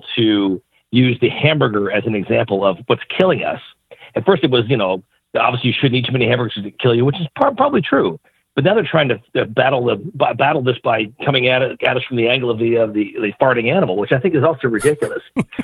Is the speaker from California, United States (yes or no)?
no; Garden City, New York, United States; moved away; also born or lived in Brooklyn, New York; I grew up on Long Island, Garden City, New York, which is not the most exciting town in the world